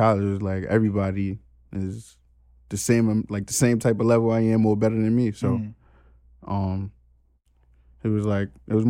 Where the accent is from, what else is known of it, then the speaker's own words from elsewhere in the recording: New York City, New York, United States; I'm from Harlem.